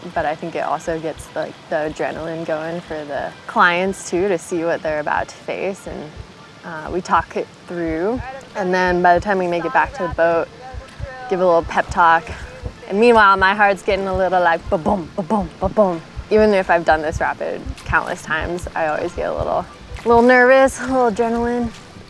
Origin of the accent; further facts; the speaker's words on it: Mount Shasta, California, United States; I grew up in Mount Shasta.